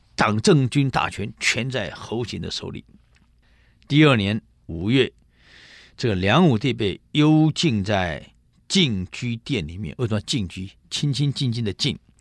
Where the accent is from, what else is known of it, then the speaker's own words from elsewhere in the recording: Taiwan; 里面有很多我们台湾人呢